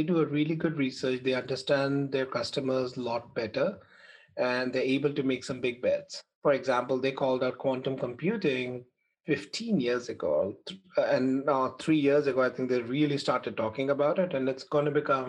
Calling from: New Jersey, United States; I'm Jersey. I live in Jersey. Where are you guys?

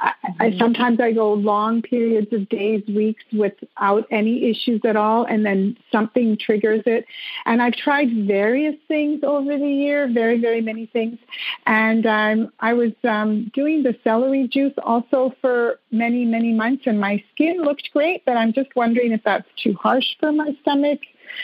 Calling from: Montreal, Quebec, Canada; Montreal, Quebec, Canada.

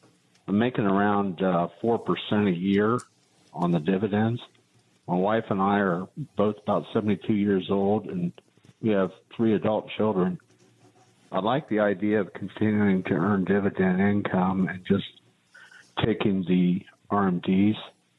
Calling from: Maumee, Ohio, United States; from Maumee.

